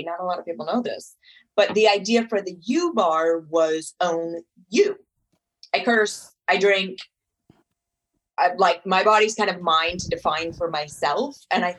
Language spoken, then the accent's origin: English; Ojai, California, United States; I grew up in Ojai, which is, you know, just north of LA.